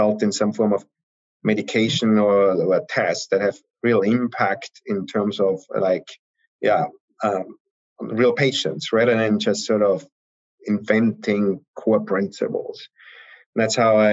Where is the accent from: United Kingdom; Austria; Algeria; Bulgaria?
Austria; moved away as an adult; also born or lived in Heidelberg, Germany / Vienna, Austria; I'm originally from Austria